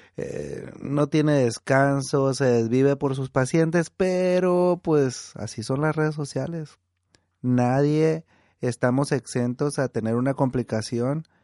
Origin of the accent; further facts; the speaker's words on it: Estación Dimas, Sinaloa, Mexico; now in Baja California, Mexico; cuando estábamos niños allá en, en mi pueblo, en Estación Dimas